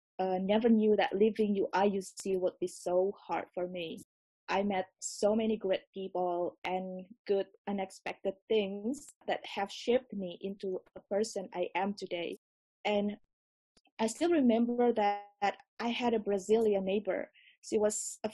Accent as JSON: {"language": "English", "region": "Jakarta", "country": "Indonesia", "also_born_or_lived": "Urbana-Champaign, Illinois", "said": "I'm from Jakarta, Indonesia"}